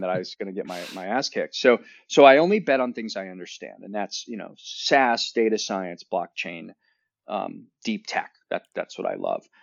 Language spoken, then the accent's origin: English; Northern Ohio, United States; I grew up in Northern Ohio where there's two seasons